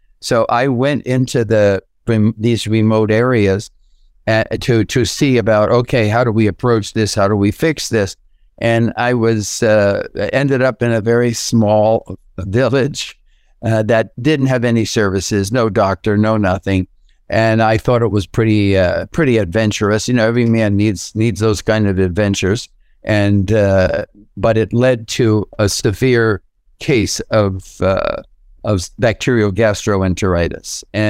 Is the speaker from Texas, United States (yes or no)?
no; New York, United States; So now I was literally from New York to California, and that was part of going for the healthier lifestyle